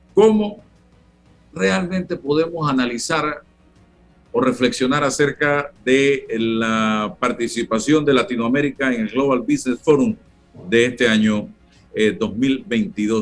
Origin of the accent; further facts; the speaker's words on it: Panama; como panameño